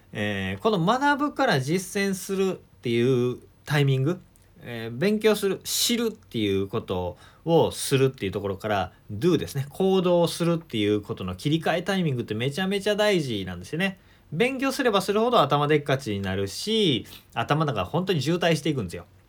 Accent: Shiga, Japan; 地元の滋賀県

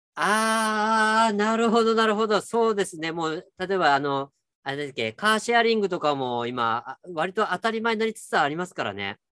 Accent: Kyushu, Japan; moved away; ちょっと私の地元でもあるんですけど、 JR 九州の日田彦山線というところが

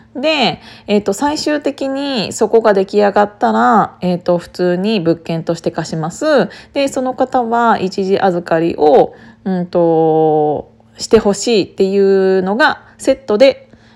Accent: Kiryu, Gunma, Japan; 私、群馬県の桐生市出身だから

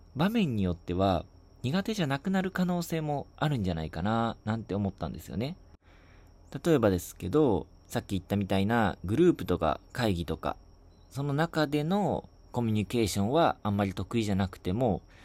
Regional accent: Shizuoka, Japan; 僕が受験した地元の静岡市の

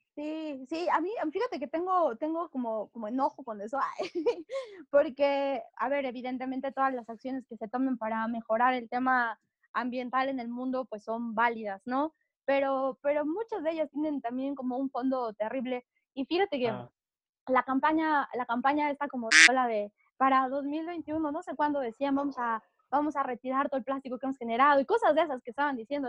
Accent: Mexico City, Mexico; now in La Marquesa, Mexico; yo soy de la Ciudad de México, yo soy mexa chilanga 100%

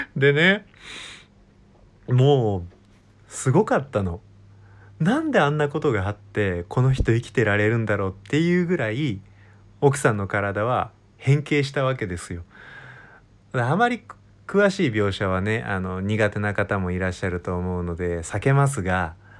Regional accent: Wakayama, Japan; now in Kanagawa, Japan; 僕の実家は和歌山県なんだけど

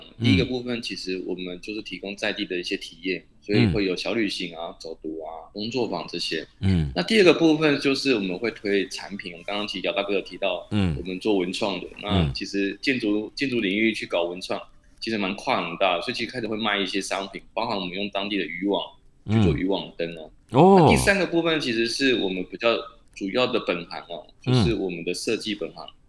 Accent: New Taipei, Taiwan; 我其实在新北新北长大的小孩。

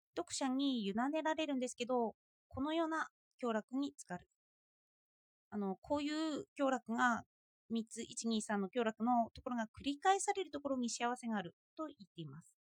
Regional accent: Japan; 私は日本で育っている

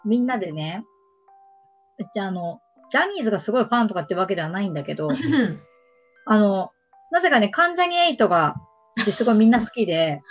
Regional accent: Kansai, Japan; やっぱ関西人だからかな

